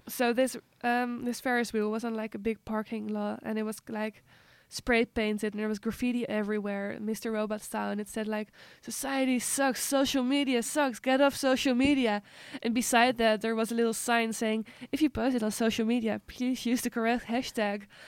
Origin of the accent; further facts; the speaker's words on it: Netherlands; moved away; in Holland we uh, talk less like interactively